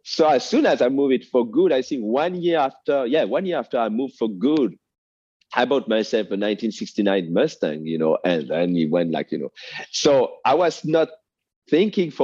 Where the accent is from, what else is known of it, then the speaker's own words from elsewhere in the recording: France; accent: French; first language French; English is a second language; moved away as an adult; now in United States; I grew up in France